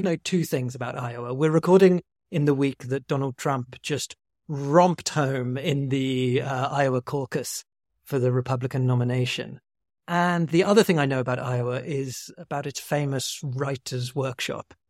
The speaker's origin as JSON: {"language": "English", "country": "United Kingdom", "said": "as a British person"}